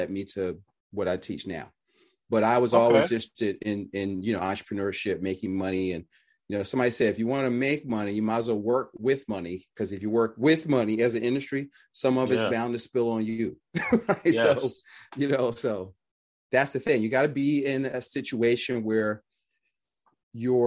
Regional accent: Philadelphia, Pennsylvania, United States; I'm from Philly, so in North Philly

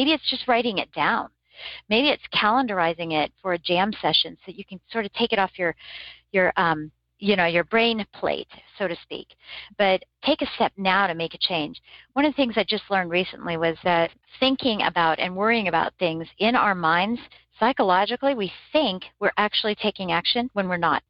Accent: Michigan, United States

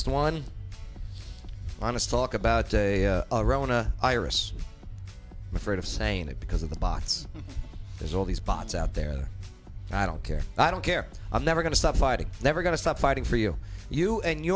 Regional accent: New York, United States; now in Clarksville, United States; I'm from New York

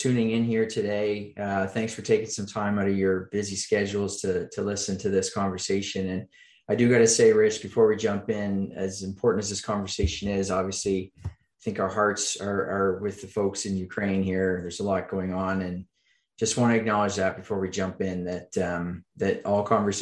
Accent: Oxford, Nova Scotia, Canada; I grew up in Eastern Canada, a little town called Oxford, Nova Scotia

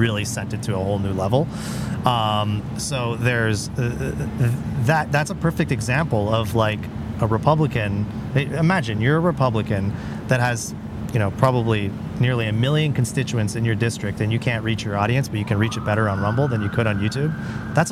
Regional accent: Canada; I'm a Canadian guy

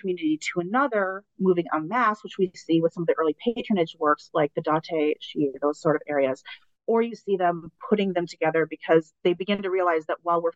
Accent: United States; also born or lived in Iwanuma, Japan; as an American traveling abroad. Like, it's hard to realize that I'm American until you're somewhere where no one else is American

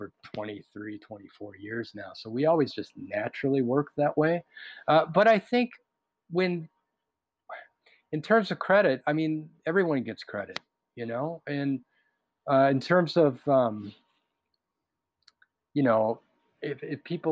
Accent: Minnesota, United States; I was raised in Minnesota

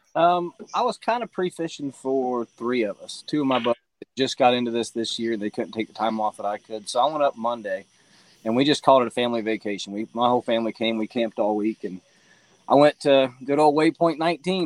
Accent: Tennessee, United States; I'm from Tennessee

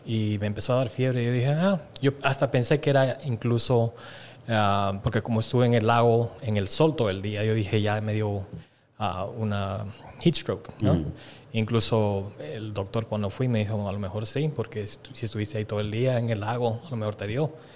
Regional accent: Bolivia; moved away; nosotros nos criamos en Sudamérica

